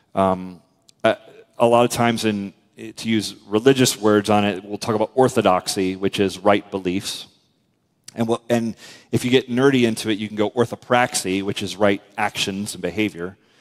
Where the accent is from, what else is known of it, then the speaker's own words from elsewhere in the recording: United States; we're American